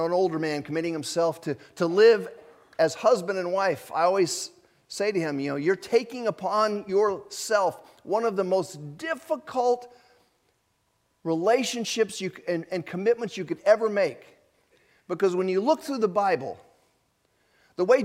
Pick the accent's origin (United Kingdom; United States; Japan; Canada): Japan; moved away; I was born in Japan